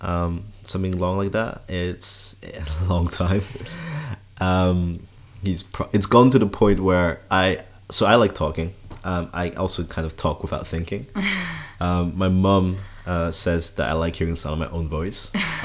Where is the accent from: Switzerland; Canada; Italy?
Switzerland; also born or lived in Scotland; now in Netherlands; so yeah, I'm Kenyan Dutch. I grew up in Switzerland, spent 4 years in Scotland, now living in the Netherlands